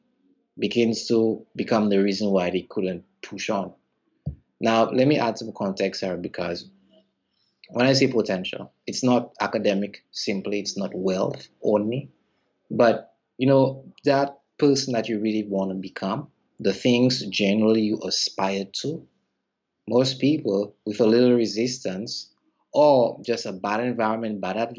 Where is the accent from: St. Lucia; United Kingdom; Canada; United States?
St. Lucia; I'm from the Caribbean island of St. Lucia